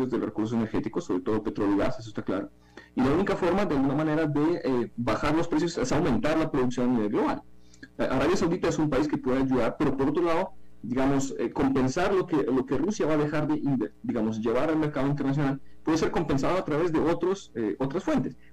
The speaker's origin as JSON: {"language": "Spanish", "country": "Ukraine", "said": "Como ucraniano creo que eso no tiene ningún sentido."}